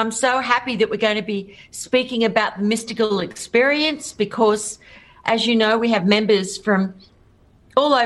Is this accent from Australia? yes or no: yes; Australia; So I'm Australian. G'day. And I was a rock singer in Australia